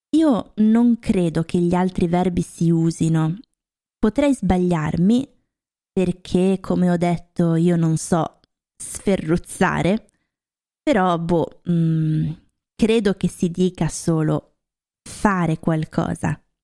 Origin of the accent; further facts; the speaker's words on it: Lombardy, Italy; also born or lived in Rome, Italy / Norway; now in Germany; ho vissuto a Roma un po' di anni, anche se io sono originaria della Lombardia